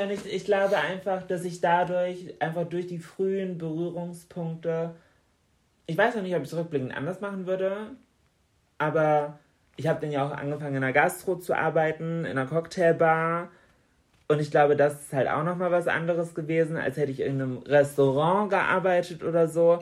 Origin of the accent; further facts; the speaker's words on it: Bremen, Germany; bei uns in Bremen an der Uni